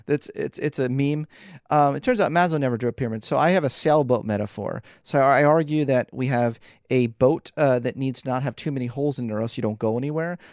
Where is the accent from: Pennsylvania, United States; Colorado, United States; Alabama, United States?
Pennsylvania, United States; Philadelphia; moved away as an adult; also born or lived in New York City; I was born and raised in Philly